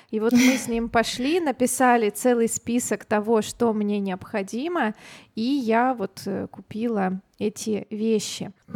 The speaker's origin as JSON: {"language": "Russian", "region": "Siberia", "country": "Russia", "also_born_or_lived": "Thailand", "said": "я из Сибири"}